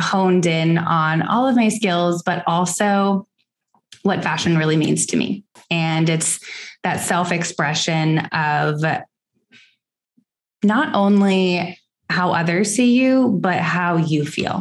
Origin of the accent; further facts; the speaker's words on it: Seattle, Washington, United States; also born or lived in Los Angeles, California; now in Houston, United States; I grew up in Seattle, Washington, lived in LA for several years, and am now here in Texas